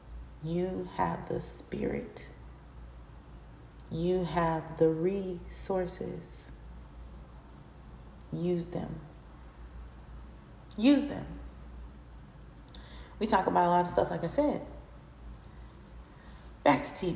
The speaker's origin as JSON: {"language": "English", "region": "Florida", "country": "United States", "said": "I'm from Florida. So I'm in Florida currently."}